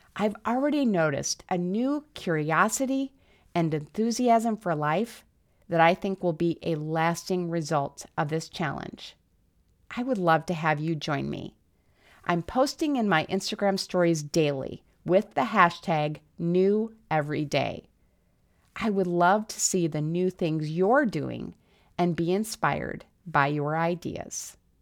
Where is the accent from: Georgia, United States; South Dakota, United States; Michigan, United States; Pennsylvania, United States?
South Dakota, United States; moved away; I grew up in South Dakota, where the cold and snow had a profoundly negative effect on my mood